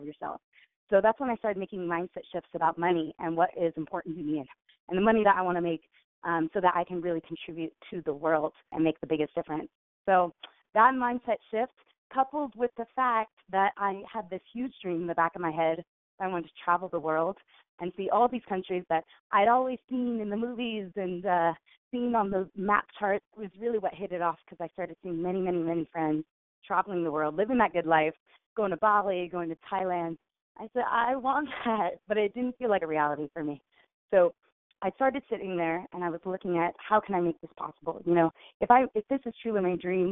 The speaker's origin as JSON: {"language": "English", "town": "Richmond", "region": "California", "country": "United States", "tie": "born or raised there", "said": "I grew up in Richmond, California, and we didn't have a lot of money growing up"}